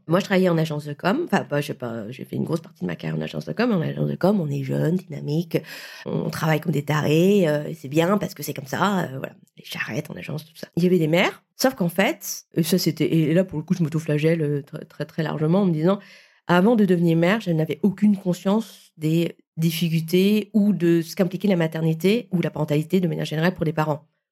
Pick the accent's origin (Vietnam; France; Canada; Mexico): Vietnam; je suis vietnamienne